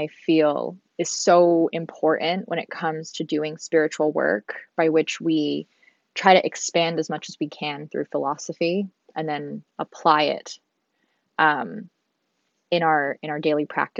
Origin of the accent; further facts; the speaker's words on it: Hong Kong; born there; where I was born in Hong Kong. I've lived in six countries.